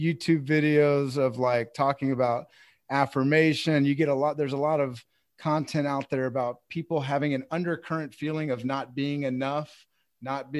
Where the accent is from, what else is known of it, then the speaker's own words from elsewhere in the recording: Texas, United States; I'm from Texas